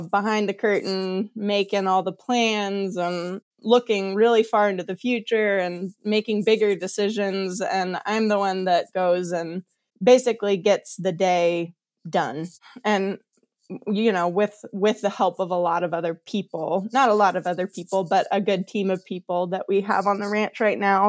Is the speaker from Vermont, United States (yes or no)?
no; Kansas, United States; accent: Kansas-y; moved away; also born or lived in Montana; I grew up in Kansas, so I know, like, I know this ecosystem, or I grew up around it